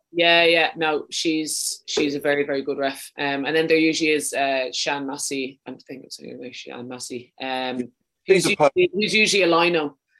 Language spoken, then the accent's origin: English; Wicklow, Leinster, Ireland; accent: a bit too much of a Dublin accent; moved away as an adult; also born or lived in Dublin / Sweden / London; now in Birmingham, United Kingdom; I'm from Wicklow.